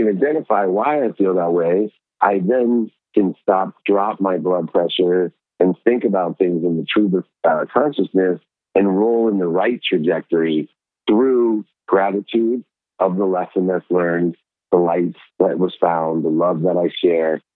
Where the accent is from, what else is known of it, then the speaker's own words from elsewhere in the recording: Akron, Ohio, United States; I grew up in Akron, Ohio with 6 siblings.